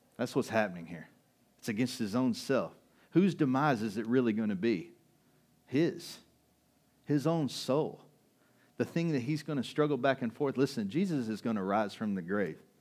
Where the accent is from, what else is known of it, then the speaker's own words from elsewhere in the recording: United States; We're American